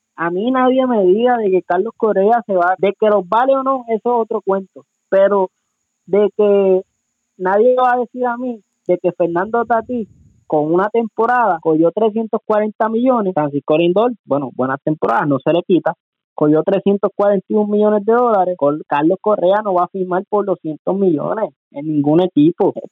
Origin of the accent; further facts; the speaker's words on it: Puerto Rico; now in Detroit, United States; soy puertorriqueño